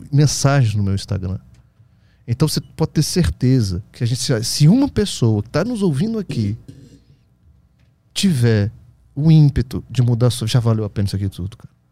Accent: Brasília, Federal District, Brazil; É, eu sou de Brasília.

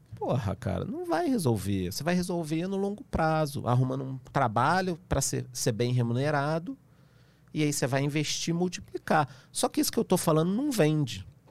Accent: Rio de Janeiro, Brazil; eu que sou carioca

